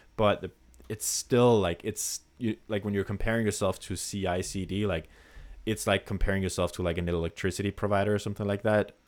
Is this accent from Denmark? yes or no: yes; Denmark; English is a second language; a random dude from Denmark